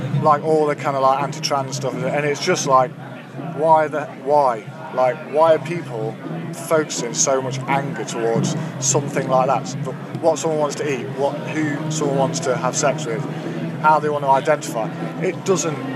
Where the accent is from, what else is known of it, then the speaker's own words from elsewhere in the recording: Derby, East Midlands, United Kingdom; we're from Derby, and Derby can be a grim place sometimes. I mean, I love Derby